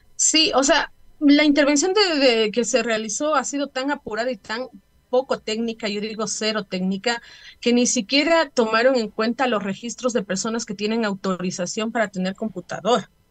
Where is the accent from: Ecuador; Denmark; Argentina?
Ecuador; como familias y como ecuatorianos